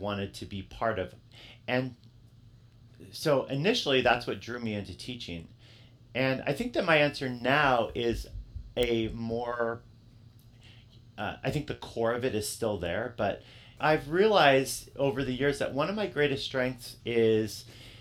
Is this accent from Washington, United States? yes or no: yes; Yakima, Washington, United States; I grew up in in Yakima, and I grew up in a school district that both my sisters, who are older than me, they both graduated from